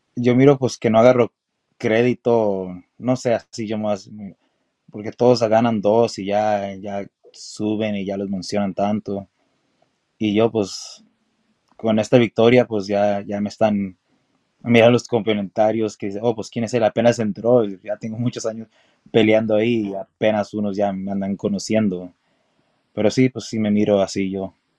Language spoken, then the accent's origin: Spanish; Los Angeles, California, United States; now in Texas, United States; yo nací en California